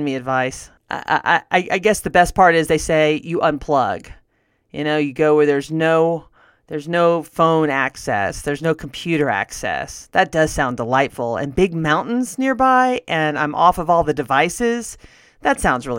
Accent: Northwest Louisiana, United States; now in Denver, United States; I grew up in Northwest Louisiana

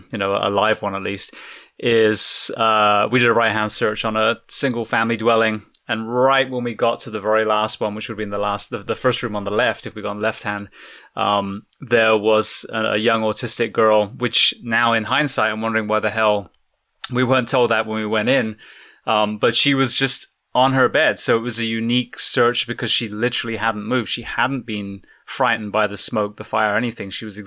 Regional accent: England, United Kingdom; now in Florida, United States; And I came from England.

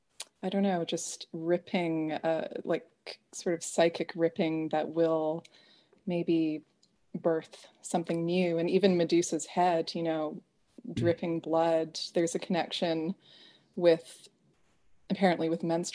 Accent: Canada; also born or lived in Nelson, British Columbia; I'm a Canadian

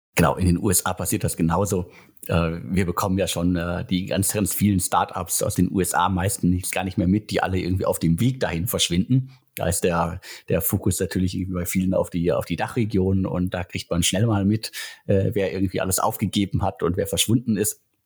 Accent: Germany; Jetzt sind wir Deutsche

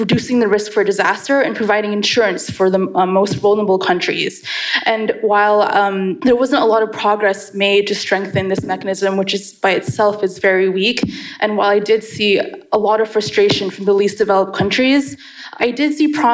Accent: United States; as an American citizen

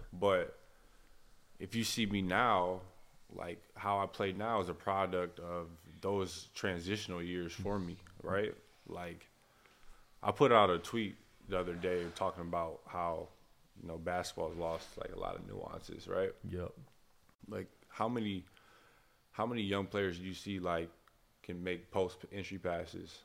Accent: Flint, Michigan, United States; I'm a kid from Flint, Michigan, and um, it's a rich basketball community there

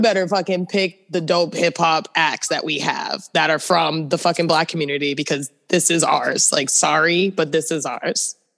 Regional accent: East Coast, United States; moved away; I'm from the East Coast

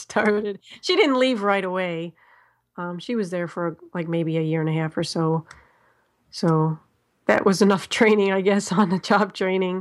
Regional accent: Ohio, United States; I am from Ho-, Ohio. Um, I haven't always lived in Ohio

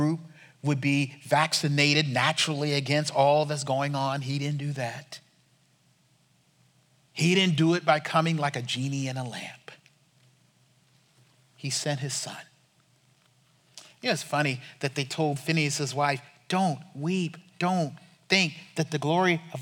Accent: United States; We can't handle being Americans.

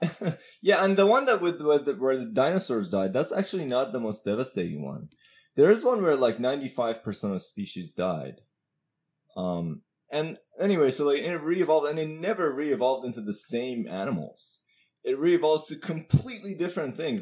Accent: Iran; I'm from Iran.

